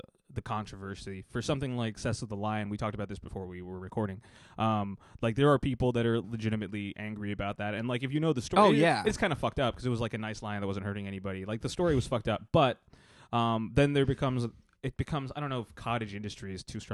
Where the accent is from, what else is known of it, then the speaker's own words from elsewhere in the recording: Texas, United States; I'm from Texas